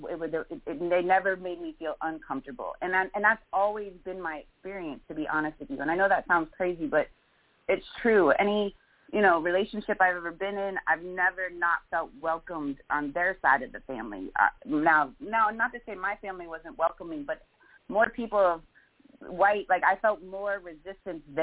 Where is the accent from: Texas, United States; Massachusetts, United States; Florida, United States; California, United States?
Florida, United States; South; growing up in South Florida, I grew up in a melting pot.